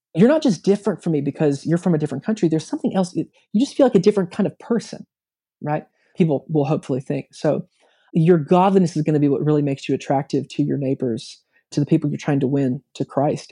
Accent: United States; moved away

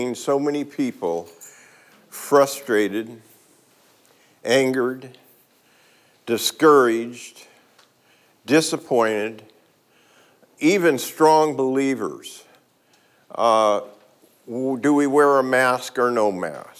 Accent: Oakland, California, United States; I grew up in East Oakland during a very, very tough time

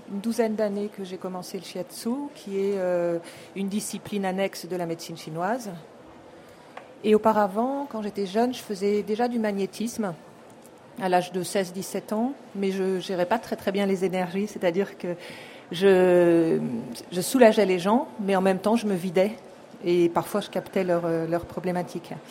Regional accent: Japan; Du Japon.

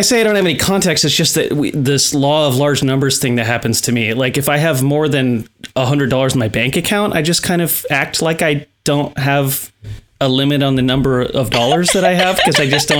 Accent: Ukiah, California, United States; moved away as an adult; now in Portland, United States; I am in Mendocino County, Ukiah, California. Oh, okay. Born and raised.

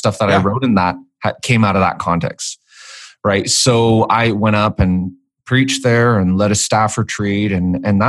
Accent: Vancouver, British Columbia, Canada; moved away as an adult; also born or lived in Edmonton, Canada; now in Nashville, United States; I grew up in Vancouver, born and raised there

